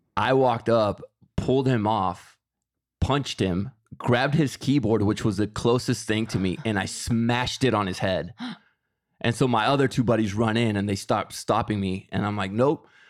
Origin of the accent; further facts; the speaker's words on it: Mexico; moved away; I am Mexican. I was born in Mexico.